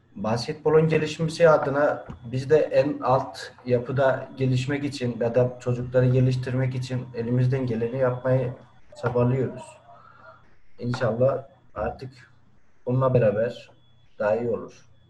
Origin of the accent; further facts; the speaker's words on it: Erzurum, Turkey; now in Van, Turkey; Doğma büyüme Erzurumluyum.